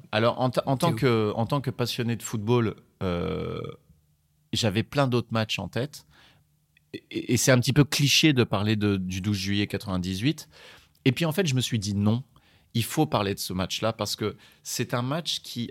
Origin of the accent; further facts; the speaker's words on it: France; je suis je suis français